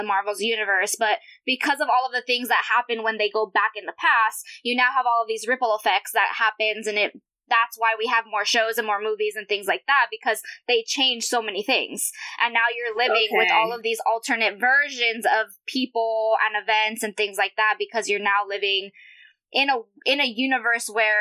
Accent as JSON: {"language": "English", "region": "California", "country": "United States", "tie": "born or raised there", "said": "I actually grew up in the area or like surrounding areas where they shot the mall scene"}